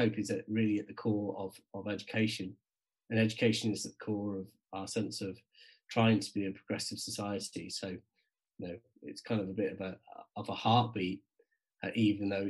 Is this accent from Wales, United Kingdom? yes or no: yes; South Wales Valleys, United Kingdom; also born or lived in Cardiff / South West England / Newcastle; now in North East England, United Kingdom; I grew up in the South Wales Valleys and then just outside Cardiff